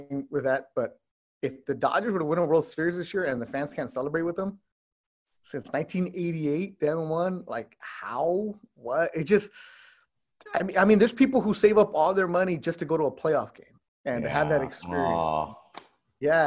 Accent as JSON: {"language": "English", "town": "Los Angeles", "region": "California", "country": "United States", "said": "I'm Mexican-American in L.A."}